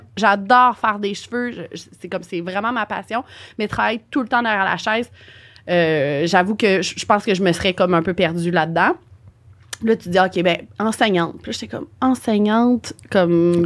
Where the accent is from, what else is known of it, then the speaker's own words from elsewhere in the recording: Montreal, Quebec, Canada; Je suis de Montréal, j'étais déménagée à Québec et je suis de retour à Montréal